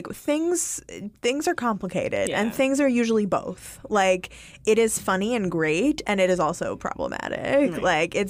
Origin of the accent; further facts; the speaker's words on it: New York, United States; You know what? That's how I talk. We're from New York.